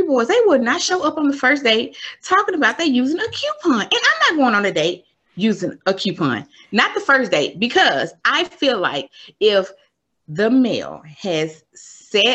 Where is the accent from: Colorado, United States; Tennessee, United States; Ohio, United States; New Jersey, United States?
Tennessee, United States; Memphis; moved away as an adult; now in Maryland, United States; I am originally from Memphis, Tennessee. I currently live in Maryland.